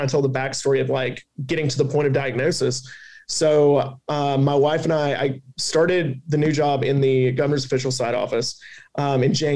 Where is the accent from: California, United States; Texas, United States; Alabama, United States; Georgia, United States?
Alabama, United States; accent: Southern; also born or lived in Washington, D.C.; got offered to come back to Alabama, which is my home state